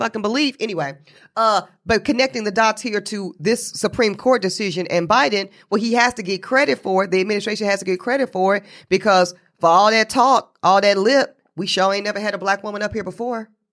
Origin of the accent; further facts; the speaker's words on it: North Carolina, United States; my home state of North Carolina, Virginia